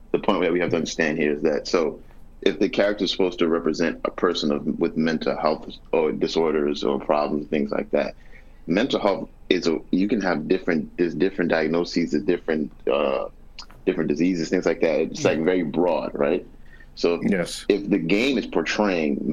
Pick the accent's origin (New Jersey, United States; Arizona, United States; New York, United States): New York, United States; I'm from New York.